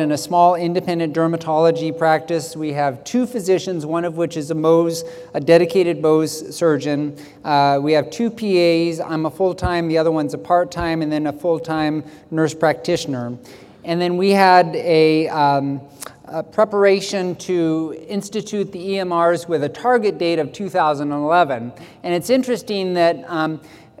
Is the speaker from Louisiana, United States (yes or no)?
no; Silverdale, Washington, United States; I'm from Silverdale, Washington